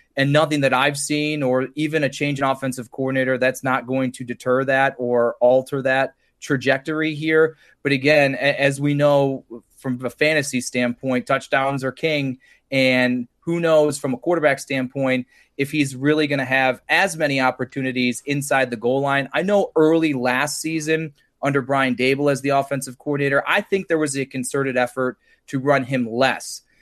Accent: Cleveland, Ohio, United States; I grew up in Cleveland

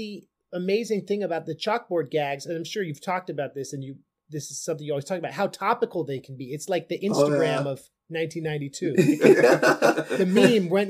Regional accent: Oakland, California, United States; in the Bay Area, it was like, I grew up in Oakland.

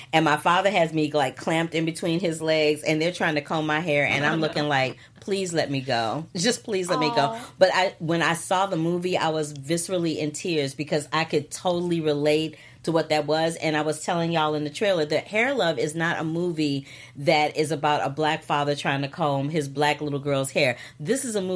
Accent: Missouri, United States; I'm from Missouri

